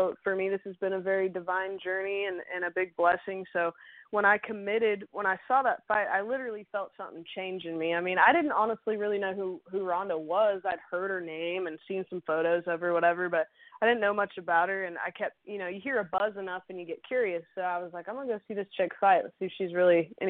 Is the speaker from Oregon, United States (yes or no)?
yes; Dallas, Oregon, United States; moved away; back in my hometown of Oregon, Dallas, Oregon